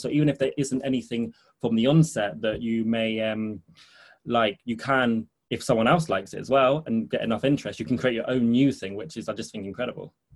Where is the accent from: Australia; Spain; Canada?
Spain; moved away as an adult; now in London, United Kingdom; I grew up in Spain. I spent 14 years there before coming to London to study